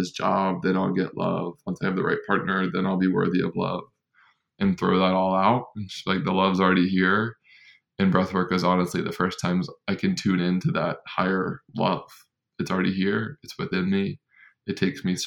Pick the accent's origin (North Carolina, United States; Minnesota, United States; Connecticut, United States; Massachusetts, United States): North Carolina, United States; growing up in North Carolina